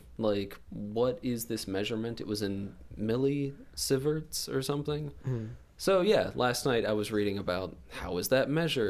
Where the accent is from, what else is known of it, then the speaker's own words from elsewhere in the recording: Harford County, Maryland, United States; moved away as an adult; also born or lived in Japan; I was always kind of bored with Maryland. It's my home state. I'm from Harford County.